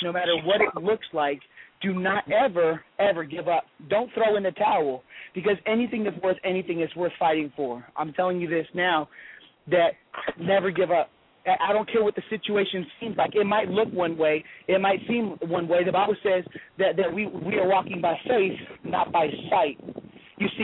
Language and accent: English; Los Angeles, California, United States; now in Garland, United States; growing up in Los Angeles